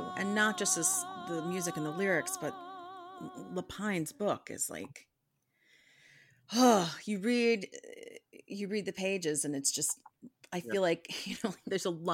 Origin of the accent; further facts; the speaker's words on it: Chicago, Illinois, United States; And I grew up in Chicago